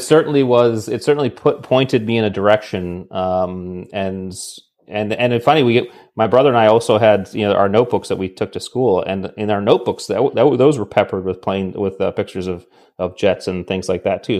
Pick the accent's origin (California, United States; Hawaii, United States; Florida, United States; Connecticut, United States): Connecticut, United States; New England; I grew up in New England in Connecticut